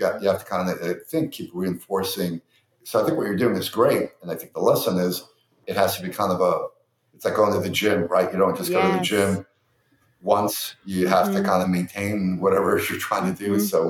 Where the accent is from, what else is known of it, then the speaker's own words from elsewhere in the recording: New York, United States; I'm a New Yorker, so post 9/11, New Yorkers got nice for, you know, 6 months to a year, and then it faded.